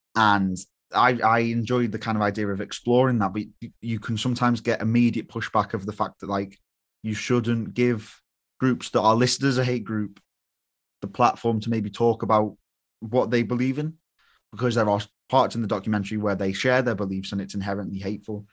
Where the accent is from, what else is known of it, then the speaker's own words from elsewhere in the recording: United Kingdom; I was British